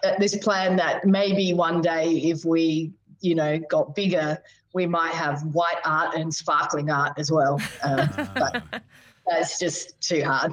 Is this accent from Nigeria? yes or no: no; Adelaide Hills, South Australia, Australia; also born or lived in Townsville / Bungendore; now in Barossa, Australia; we moved over to South Australia when I was about eight, and I actually grew up in the Adelaide Hills